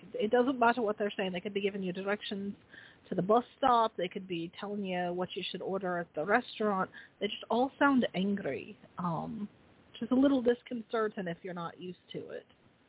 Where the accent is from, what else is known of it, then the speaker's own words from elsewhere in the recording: Ireland; Thank God I'm Irish.